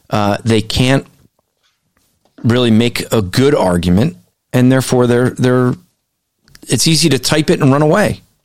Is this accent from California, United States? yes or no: no; New Jersey, United States; I'm from Jersey